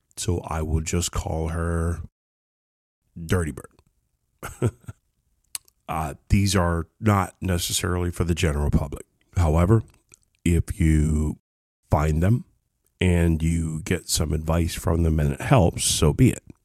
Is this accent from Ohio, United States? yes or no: yes; Ohio, United States; also born or lived in Kentucky; I was born in Ohio, small town.